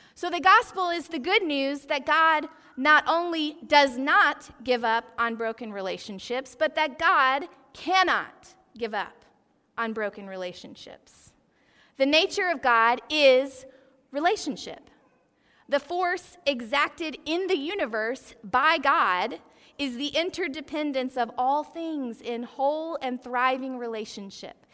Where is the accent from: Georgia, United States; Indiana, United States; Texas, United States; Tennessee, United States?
Georgia, United States; Athens; I grew up in Athens, Georgia